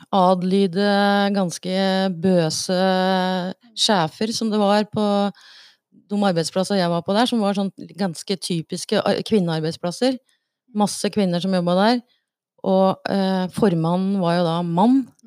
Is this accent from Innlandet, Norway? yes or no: yes; Raufoss, Innlandet, Norway; jeg er jo fra Raufoss